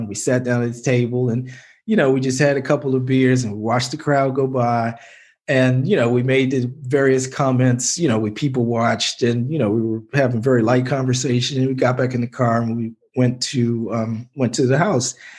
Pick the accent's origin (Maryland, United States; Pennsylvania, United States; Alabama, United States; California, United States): Maryland, United States; Baltimore; my hometown